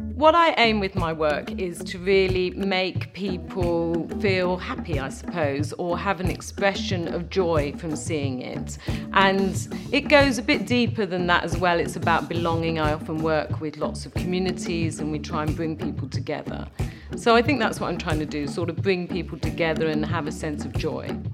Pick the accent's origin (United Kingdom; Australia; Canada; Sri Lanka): United Kingdom; London; I'm a Londoner, I've come from London all my life.